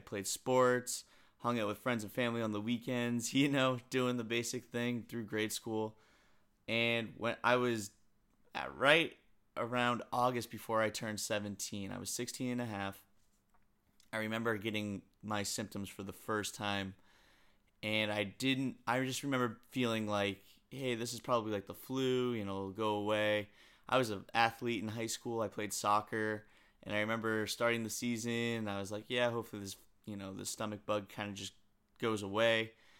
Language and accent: English; New England, United States; I grew up in New England, and there was a huge ice storm in 2009.